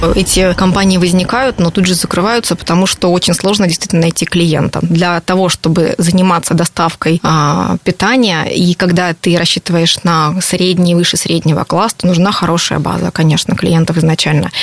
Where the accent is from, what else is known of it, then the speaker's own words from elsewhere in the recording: Rostov-on-Don, Rostov Oblast, Russia; moved away as an adult; also born or lived in Moscow / London; now in Rostov-on-Don, Russia; 10 лет прожив в Москве, я задумалась о том, что я хочу в родном городе открыть что-то